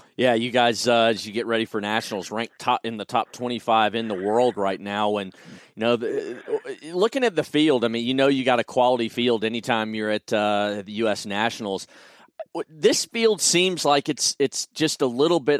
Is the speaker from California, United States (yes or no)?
no; Greenville, South Carolina, United States; right here in my hometown of Greenville, South Carolina